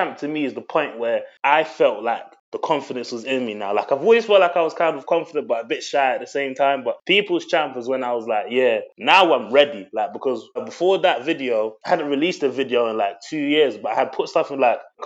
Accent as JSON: {"language": "English", "region": "London", "country": "United Kingdom", "tie": "born or raised there", "also_born_or_lived": "Democratic Republic of the Congo (ancestry)", "moved": "as an adult", "lives_now": "Middlesbrough, United Kingdom", "said": "I was born in England, South London, but my roots are DRC, the Democratic Republic of Congo. That's where I'm from. And I was raised in South London."}